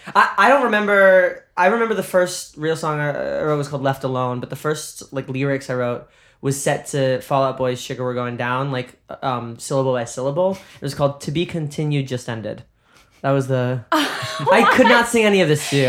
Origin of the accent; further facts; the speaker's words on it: New York, United States; also born or lived in Boston; I'm New Yorker